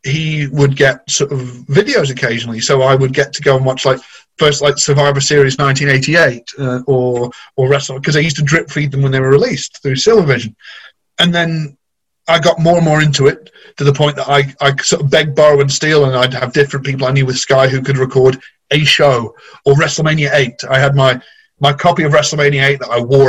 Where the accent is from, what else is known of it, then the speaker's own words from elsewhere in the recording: near Cheddar, Somerset, South West England, United Kingdom; moved away; I used to live in Somerset. I grew up near Cheddar